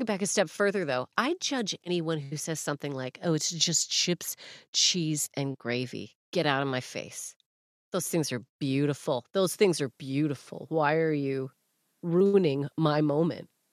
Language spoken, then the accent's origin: English; Canada; moved away as an adult; now in Manchester, United Kingdom; as a Canadian